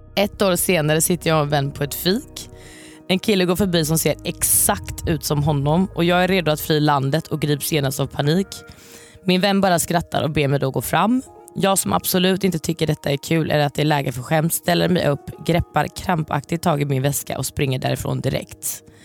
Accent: Varberg, Halland County, Sweden; moved away; jag är ju från Varberg från början

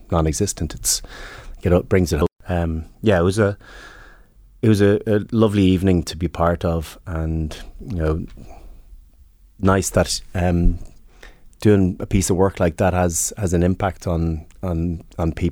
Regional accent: Northern Ireland, United Kingdom; Where, where are you from? Northern Ireland. It was nationality Northern Irish identity.

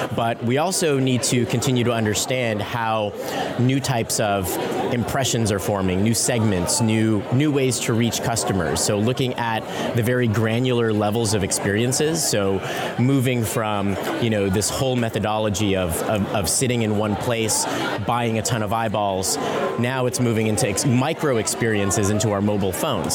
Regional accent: San Francisco, California, United States; I come from San Francisco, and so growing up in that environment

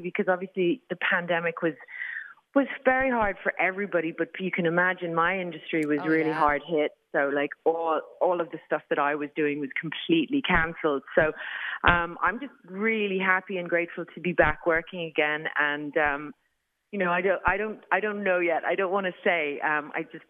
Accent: Ireland; growing up in Ireland

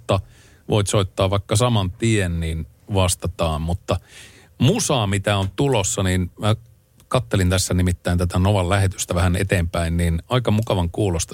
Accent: Ylivieska, North Ostrobothnia, Finland; moved away; Sieltä mä oon lähtöisin

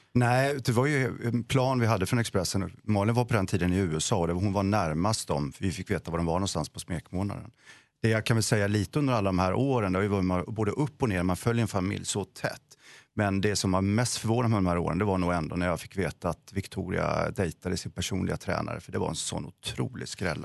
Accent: Vetlanda, Jönköping County, Sweden; jag är själv från Vetlanda

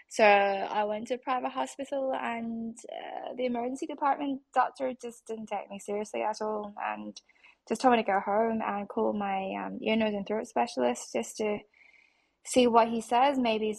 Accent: Australia; I'm Asian, and I was raised in Australia, and I was always very proud of my Aussie nationality.

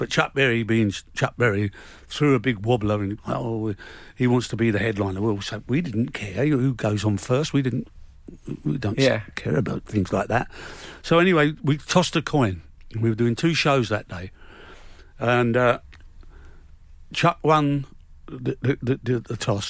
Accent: London, United Kingdom; I was brought up in Shepherd's Bush. It was a rough area.

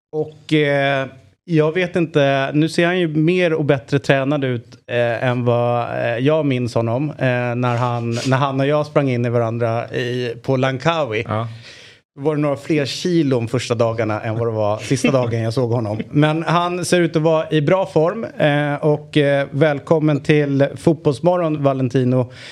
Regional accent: Sweden; also born or lived in Eritrea (ancestry); jag är från Sveriges eh, vagga

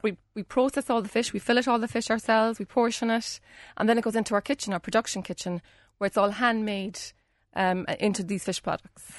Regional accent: Union Hall, Munster, Ireland; I'm from Union Hall

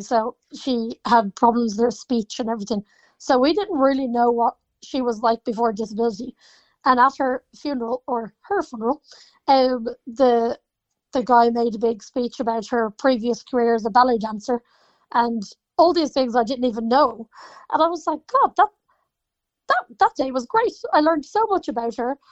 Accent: Ireland; especially being Irish

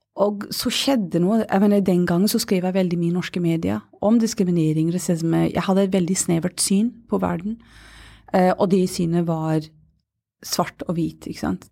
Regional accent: Glasgow, Scotland, United Kingdom; Norwegian is a second language; now in Oslo, Norway; jeg er født og oppvokst i Glasgow.

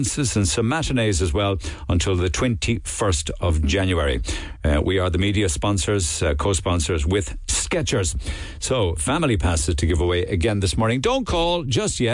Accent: Ireland; being Irish

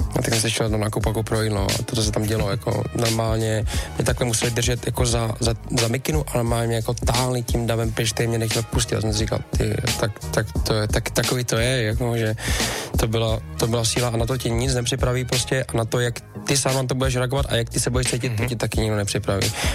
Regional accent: Czechia; jsem Čech

